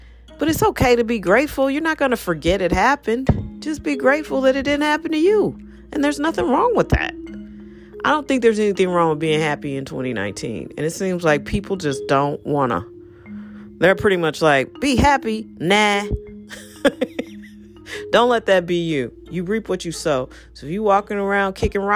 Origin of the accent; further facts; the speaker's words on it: United States; I'm American